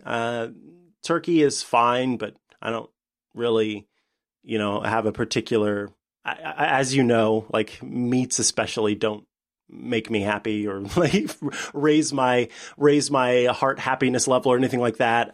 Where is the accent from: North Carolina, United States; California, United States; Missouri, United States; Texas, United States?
Missouri, United States; Saint Joseph; now in Springfield, United States; my hometown, uh, which is Saint Joseph